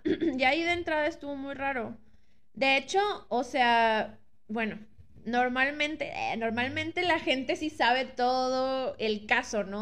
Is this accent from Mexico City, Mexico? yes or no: no; Monterrey, Nuevo León, Mexico; nosotros somos regios